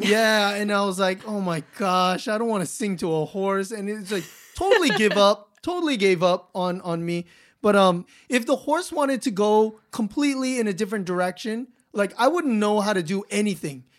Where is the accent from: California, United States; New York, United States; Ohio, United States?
California, United States; Los Angeles; I grew up in Los Angeles in the city.